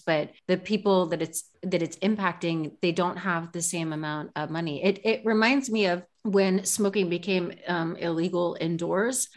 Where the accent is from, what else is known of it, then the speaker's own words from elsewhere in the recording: California, United States; in California, my home state